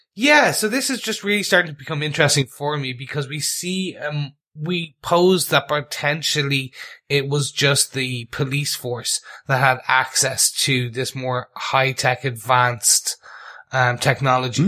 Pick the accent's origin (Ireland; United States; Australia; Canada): Ireland; being Irish